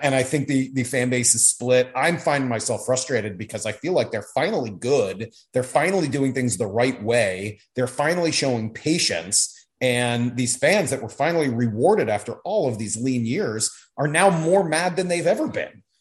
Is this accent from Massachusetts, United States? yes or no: yes; Boston, Massachusetts, United States; I grew up in Boston